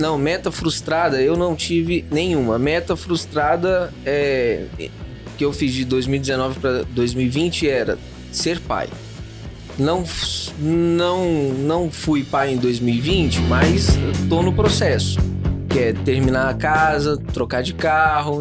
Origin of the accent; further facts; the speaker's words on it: São Gabriel da Palha, Espírito Santo, Brazil; em São Gabriel da Palha, onde eu nasci